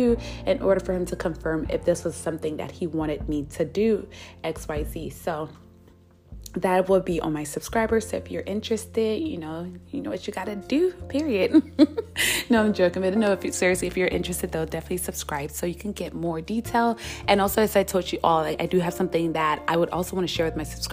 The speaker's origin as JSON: {"language": "English", "country": "United States", "said": "as an American"}